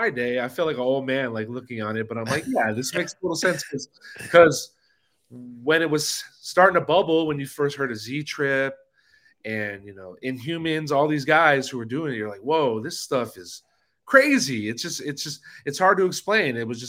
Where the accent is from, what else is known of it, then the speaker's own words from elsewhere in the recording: Los Angeles, California, United States; I'm born and raised in LA.